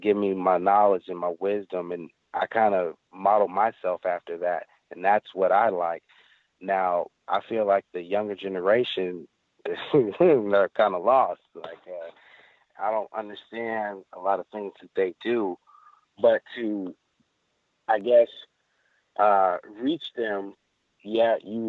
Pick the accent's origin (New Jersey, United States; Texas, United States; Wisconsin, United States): Texas, United States; It's really crazy because, growing up in Texas, you don't see mountains with snow on them year round.